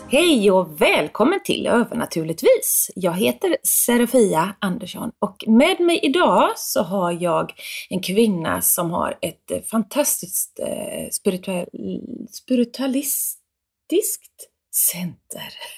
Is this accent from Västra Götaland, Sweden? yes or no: yes; Gothenburg, Västra Götaland, Sweden; på mitt lantställe där jag växte upp i Björlanda i, nära Göteborg